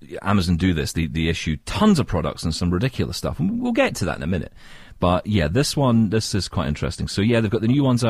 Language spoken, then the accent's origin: English; Scotland, United Kingdom; I'm from Scotland